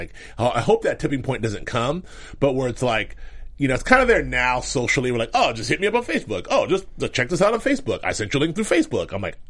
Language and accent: English; Dallas, Texas, United States; I'm from Dallas, baby.